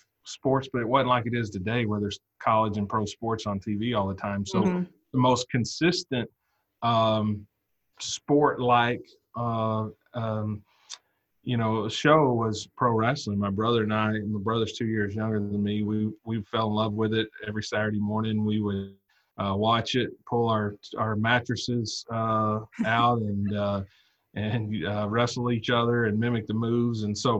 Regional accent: Valiant, Oklahoma, United States; Valiant, Oklahoma. It's in the far southeast corner of the state.

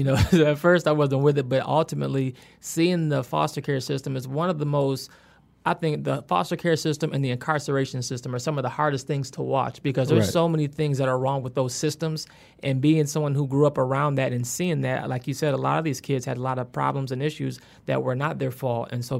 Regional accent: Willis, Michigan, United States; So I actually grew up in the sticks, in the countryside of a... it wasn't even Ypsilanti, which is the city I usually claim. Because when I say Willis, people have no idea what a Willis is.

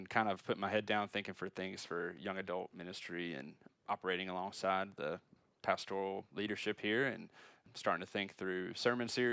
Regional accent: North Carolina, United States; I grew up in the Methodist church back home

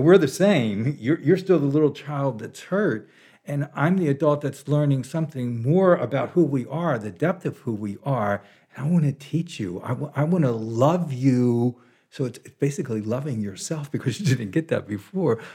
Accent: Baltimore, Maryland, United States; moved away as an adult; now in Big Sur, United States; I was born in Baltimore, Maryland in, uh, nineteen forty-nine

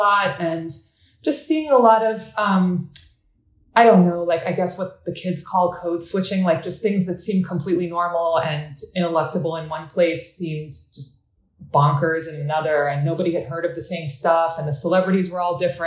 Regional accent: United States; also born or lived in Adana, Turkey; I was born here, but I spent every summer in Adana

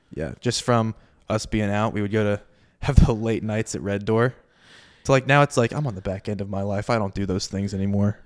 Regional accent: Southwest Florida, United States; I'm from Southwest Florida

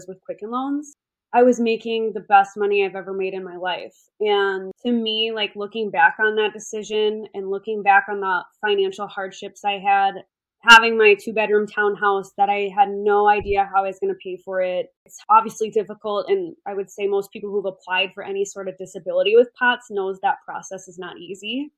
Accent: southwest Minnesota, United States; moved away as an adult; also born or lived in Arizona; my hometown is a small town in southwest Minnesota

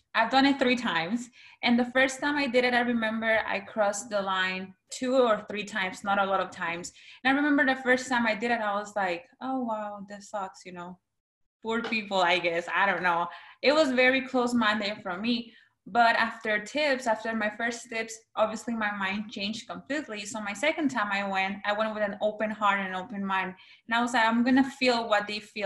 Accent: San Pedro Sula, Cortés, Honduras; first language Spanish; English is a second language; now in United States; I was born in San Pedro Sula, Honduras my first language is Spanish

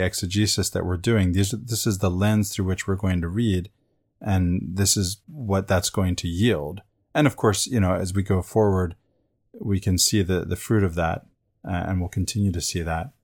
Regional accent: Venezuela; where I grew up in Venezuela.

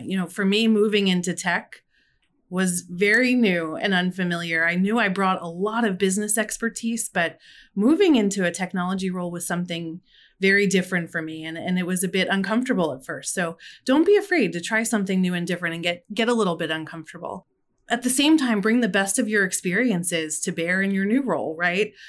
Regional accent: Philadelphia, Pennsylvania, United States; I'm from Philadelphia

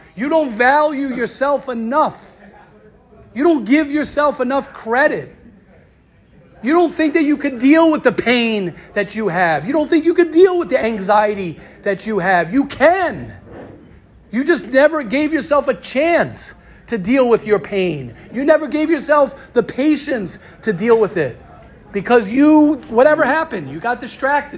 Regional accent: United States; moved away; I'm American

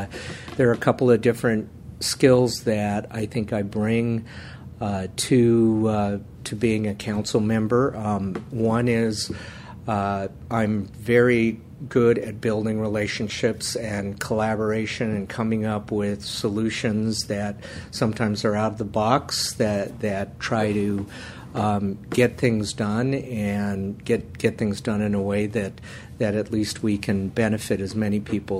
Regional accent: Menlo Park, California, United States; also born or lived in New York / San Francisco; I grew up in Menlo Park

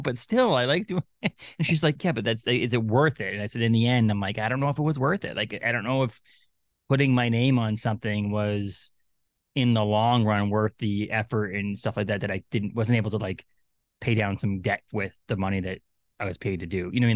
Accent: Bangor, Maine, United States; the Bangor Comic and Toy Con here in my hometown

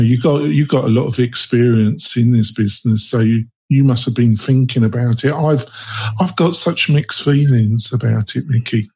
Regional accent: England, United Kingdom; now in United States; I'm English. I live in America though

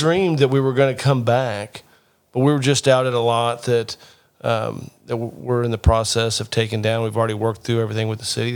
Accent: Rockport, Indiana, United States; This is my hometown.

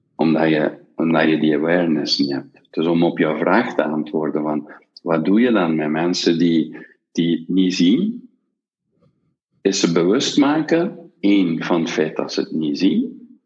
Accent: Belgium; wij als Belgen

